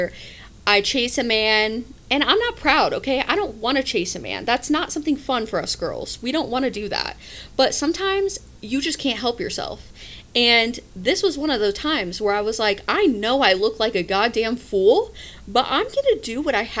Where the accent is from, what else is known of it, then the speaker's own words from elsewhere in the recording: Midwest, United States; we're from the Midwest